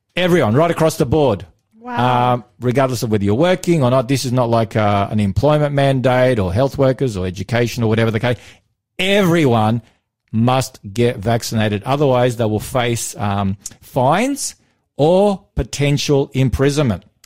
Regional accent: Australia; I'm from Australia

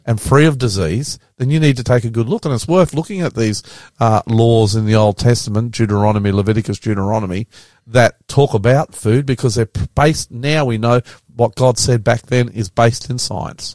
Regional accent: Queensland, Australia; we grew up Queensland

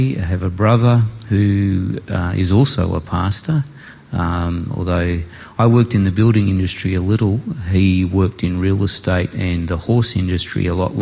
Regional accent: Port Pirie, South Australia, Australia; I was born in South Australia, in Port Pirie

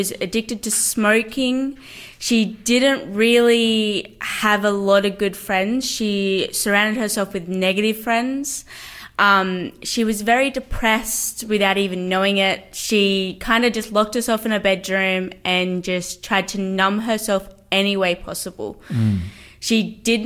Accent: Newcastle, New South Wales, Australia; I am 19, and I am from Newcastle.

